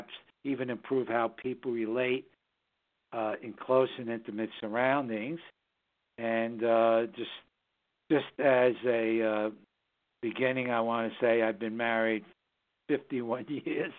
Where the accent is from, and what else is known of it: New York City, New York, United States; born or raised there; now in Southern Hudson Valley, United States